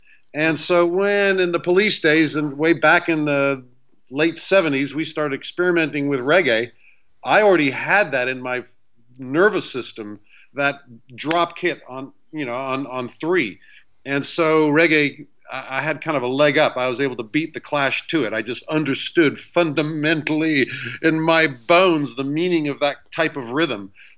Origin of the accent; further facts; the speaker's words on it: Beirut, Beirut Governorate, Lebanon; also born or lived in Somerset, England; growing up in Beirut as American.